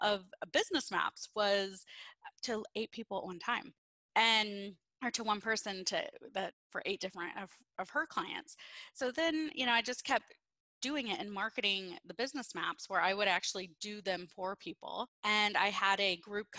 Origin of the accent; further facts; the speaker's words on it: Peoria, Illinois, United States; I'm born and raised in Peoria, Illinois